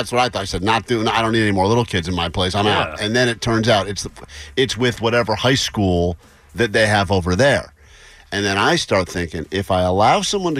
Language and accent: English; United States; No, I'm an American.